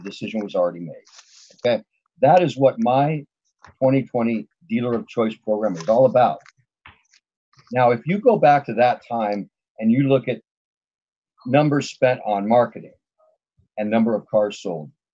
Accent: Los Angeles, California, United States; I grew up in the San Fernando Valley with Galpin Ford

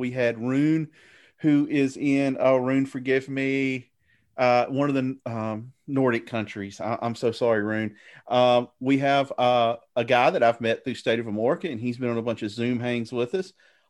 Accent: the South, United States; accent: Southern; you can tell by my accent, I live in the South

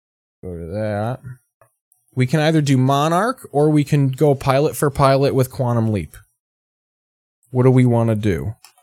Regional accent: Squamish, British Columbia, Canada; I'm from Squamish, north of Vancouver. A lot of grow ops here in Squamish.

